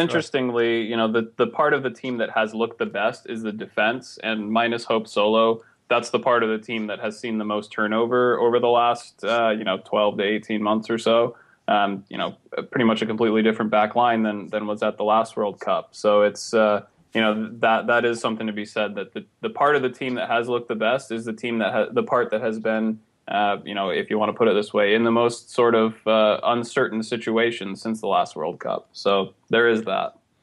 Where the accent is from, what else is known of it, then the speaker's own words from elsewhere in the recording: Alaska, United States; I'm from Alaska